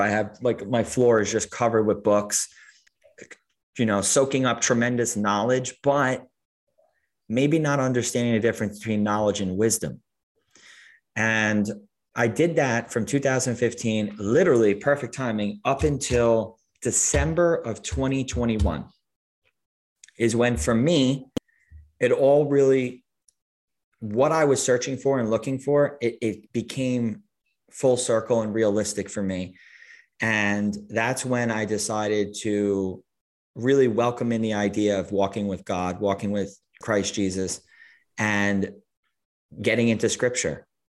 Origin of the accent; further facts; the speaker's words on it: Long Island, New York, United States; I grew up in Long Island